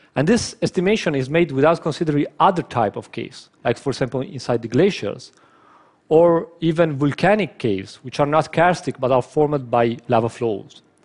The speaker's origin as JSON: {"language": "English", "region": "northern Italy", "country": "Italy", "tie": "born or raised there", "said": "my hometown in uh, North Italy"}